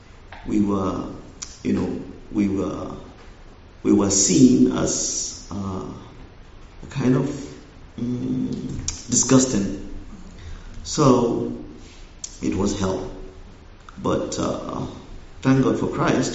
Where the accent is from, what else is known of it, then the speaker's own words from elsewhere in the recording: northwest Nigeria, Nigeria; moved away; I was born in Nigeria. I was also raised in Nigeria. But I grew up in the northern part of Nigeria, specifically the northwest